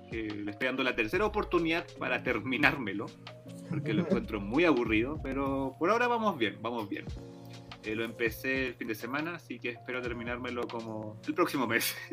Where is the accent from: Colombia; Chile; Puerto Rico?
Chile; Soy, chileno.